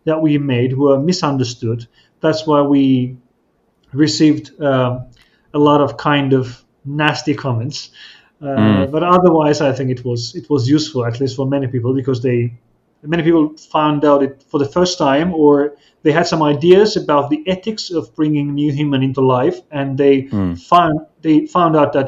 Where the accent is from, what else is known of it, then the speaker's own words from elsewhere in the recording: Azerbaijan; I'm from Azerbaijan, which is a small country in between Turkey, Iran, and Russia.